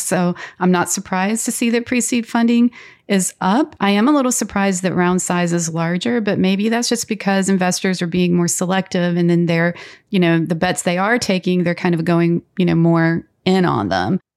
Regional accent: North Carolina, United States; that's my home state

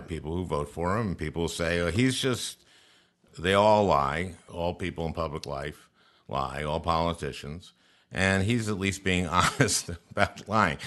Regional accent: St. Louis Park, Minnesota, United States; I grew up in St. Louis Park

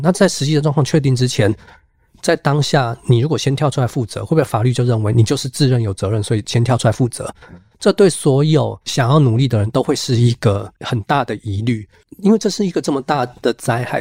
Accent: Kaohsiung, Taiwan; moved away as an adult; also born or lived in northern Taiwan; 虽然我是高雄人，我可以说在高雄长大，但是老实说，从大学以后，基本上整个生活轨迹多数都在北部了

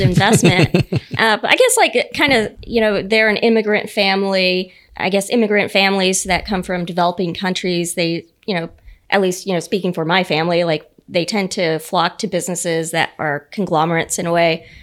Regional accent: United States; my dad owned a you know a small business growing up in the Panhandle.

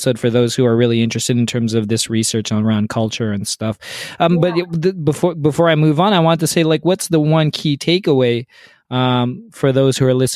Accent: Canada; as a Canadian and also a business leader

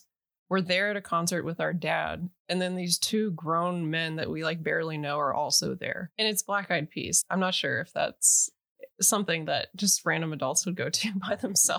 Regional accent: Chicago, Illinois, United States; I'm from Chicago. And depending on, you know, the context, it was like, I grew up at the South Side, which is like the rough part of Chicago.

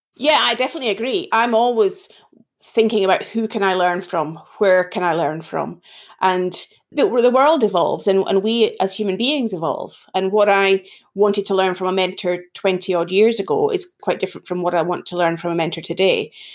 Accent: Edinburgh, Scotland, United Kingdom; accent: Scottish; now in England, United Kingdom; this accent isn't sounding English, it's sounding more Scottish. I'm originally from Edinburgh in Scotland

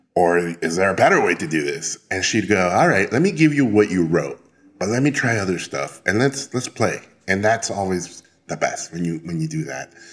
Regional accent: Tijuana, Baja California, Mexico; moved away as an adult; also born or lived in Mexico City; I'm originally from Mexico, but then I grew up in Tijuana

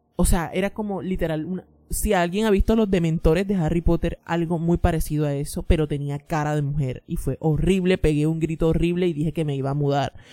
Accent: Colombia; now in New York, United States; soy colombiana pero vivo en Nueva York.

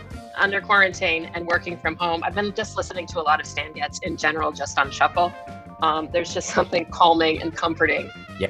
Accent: San Jose, California, United States; I was born in San Jose, California.

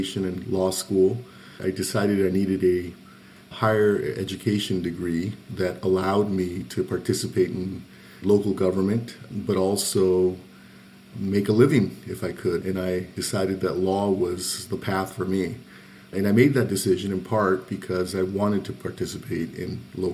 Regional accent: Pasadena, California, United States; also born or lived in Zacatecas, Mexico; I was originally born in Zacatecas, Mexico, small village. My parents brought me to Pasadena when I was five. So I grew up in Pasadena from age five.

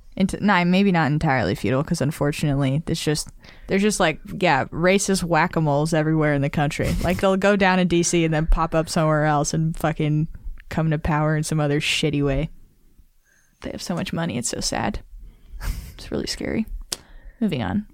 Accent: Nevada, United States; Nevada, my home state.

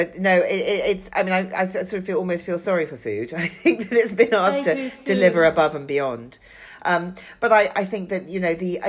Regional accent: London, United Kingdom; as a Londoner

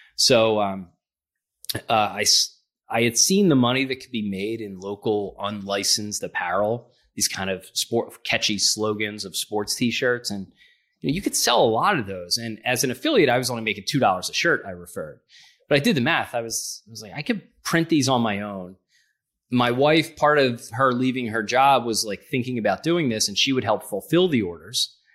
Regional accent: Philadelphia, Pennsylvania, United States; I'm from Philadelphia

